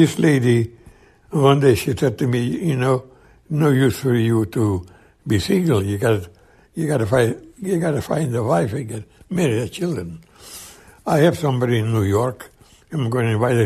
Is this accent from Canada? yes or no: no; Romania; moved away as an adult; I come from Romania